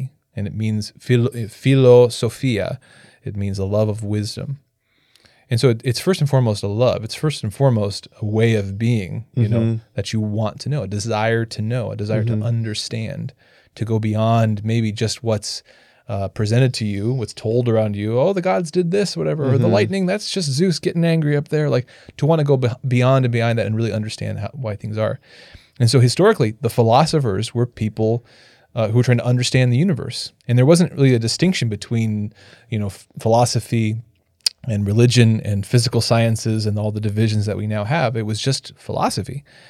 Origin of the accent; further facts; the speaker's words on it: Canada; I'm French Canadian.